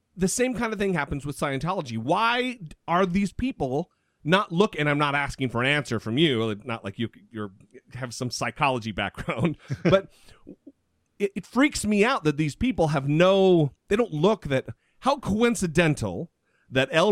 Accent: United States; I grew up on an Indian reservation

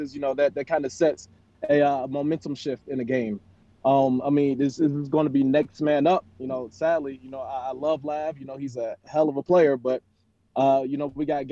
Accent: Philadelphia, Pennsylvania, United States; now in Las Vegas, United States; I grew up in Philly

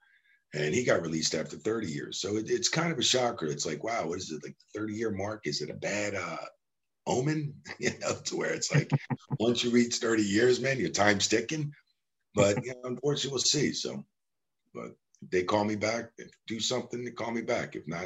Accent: New Jersey, United States; also born or lived in Houston; now in Tampa, United States; I moved to Tampa from Houston. I'm from New Jersey, and was in Houston for about 13, 14 years. And I moved to Tampa to get closer to the PC Center and to do things.

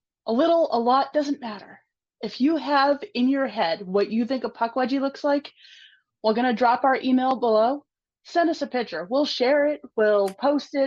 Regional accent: Massachusetts, United States; my home state

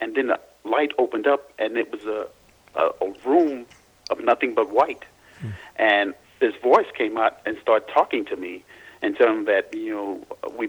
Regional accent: Louisiana, United States; when I was born in Louisiana

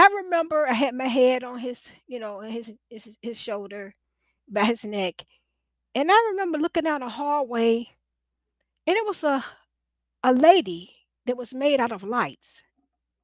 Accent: Portsmouth, Virginia, United States; also born or lived in Norfolk, Virginia; That's where I'm from, Portsmouth, Virginia.

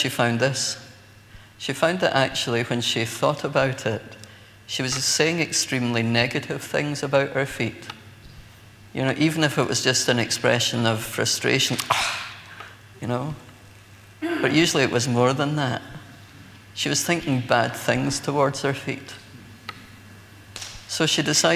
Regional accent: Scotland, United Kingdom; as a Scotsman

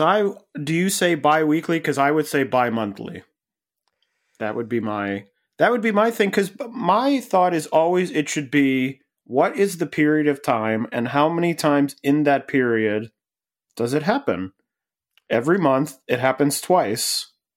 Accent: Cleveland, Ohio, United States; I grew up in Cleveland

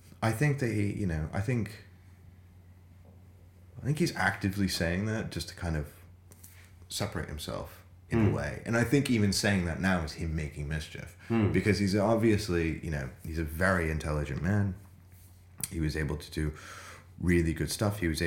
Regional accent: United States; now in London, United Kingdom; I'm obviously American

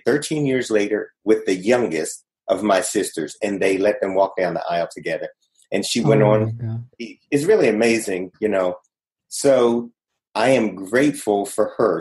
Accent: Maryland, United States; moved away as an adult; also born or lived in Hong Kong; I grew up in Maryland

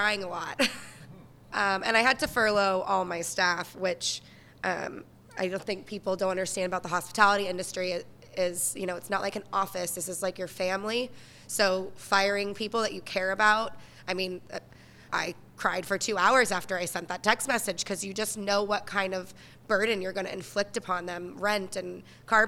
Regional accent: Florida, United States; moved away as an adult; now in New York City, United States; I'm originally from Florida. Moved here about 11 years ago

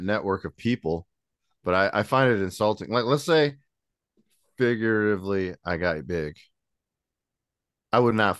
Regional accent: Goshen, United States; I was born and raised in Goshen, still live here.

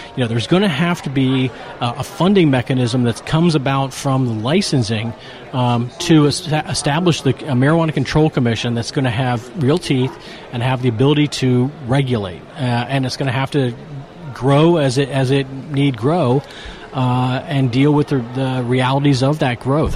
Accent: Appalachia, United States; I'm from also from Appalachia

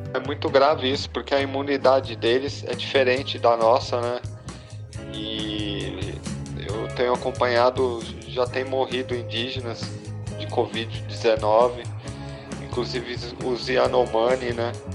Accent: Brazil; para nós como brasileiros

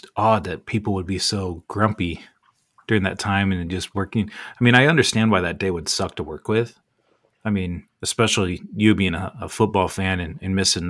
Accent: California, United States; moved away; back when we all kind of lived in the same area when I grew up in California.

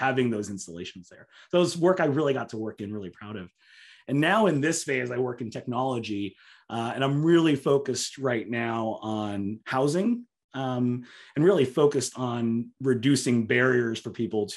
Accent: Southern California, United States; growing up in Southern California

